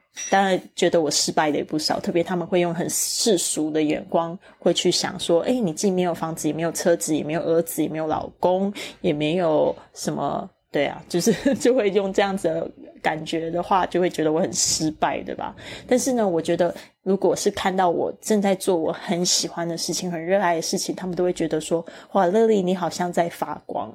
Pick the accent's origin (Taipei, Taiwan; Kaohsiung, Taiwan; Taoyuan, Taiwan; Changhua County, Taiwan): Kaohsiung, Taiwan; moved away; 第一个地方呢，是我出生的地方。但是很好玩的是，我已经， 我有二十年的时间没有住在高雄的时间